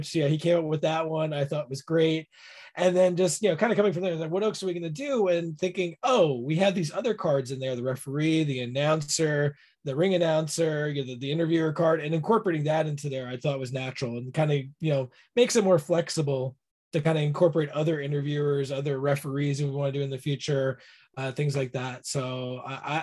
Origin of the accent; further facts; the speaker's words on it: New York area, United States; I grew up in the New York area